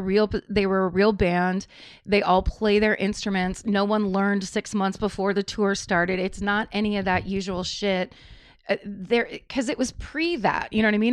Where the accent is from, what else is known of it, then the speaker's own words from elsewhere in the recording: Petaluma, California, United States; I grew up in Northern California